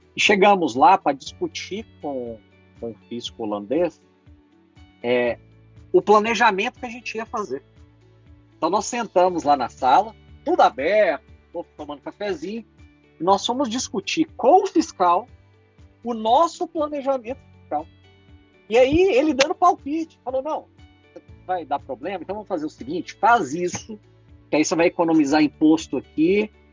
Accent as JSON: {"language": "Portuguese", "country": "Brazil", "said": "eu sou brasileiro."}